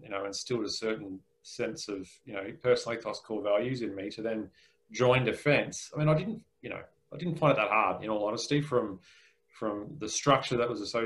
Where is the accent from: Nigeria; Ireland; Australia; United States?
Australia; Nambour, Queensland; now in Brisbane, Australia; I was actually born in Nambour, so I'm a Queenslander, clearly.